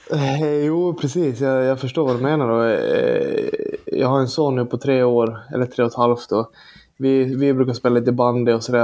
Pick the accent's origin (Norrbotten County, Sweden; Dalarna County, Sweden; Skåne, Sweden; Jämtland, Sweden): Dalarna County, Sweden; Borlänge; moved away as an adult; now in Leksand, Sweden; jag är från Borlänge